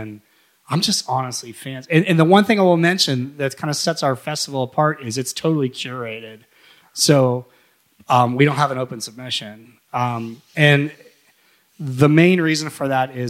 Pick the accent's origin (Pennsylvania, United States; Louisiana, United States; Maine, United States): Pennsylvania, United States; Shaler; I'm from Shaler. I'm a Shaler guy